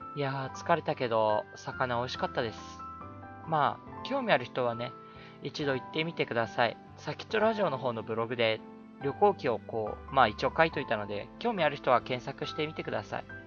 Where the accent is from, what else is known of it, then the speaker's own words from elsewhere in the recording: Atami, Shizuoka, Japan; now in Tokyo, Japan; うちの実家っていうのは、まあ、静岡県の熱海なんですけども